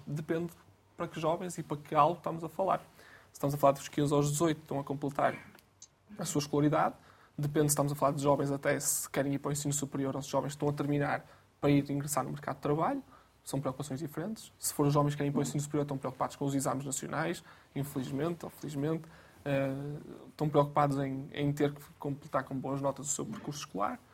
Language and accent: Portuguese; Guimarães, Braga, Portugal; Eu sou de Guimarães, natural de Guimarães